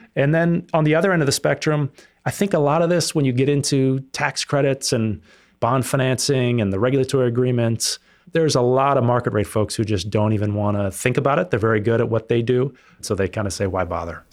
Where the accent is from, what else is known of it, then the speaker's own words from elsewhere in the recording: Sausalito, California, United States; also born or lived in France; I grew up here in the Bay Area, uh, Marin County specifically